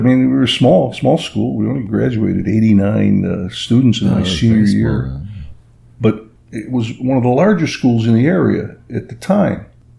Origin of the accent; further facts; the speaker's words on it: East Rochester, New York, United States; But I was born in 1941 in Rochester, New York, but lived in a small suburb called East Rochester, New York. Small town, you know, good portion of the town were Italian immigrants settled in there.